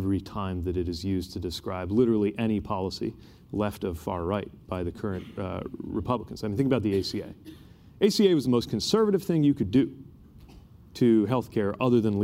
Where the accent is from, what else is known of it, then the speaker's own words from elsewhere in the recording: Indiana, United States; I'm from Indiana.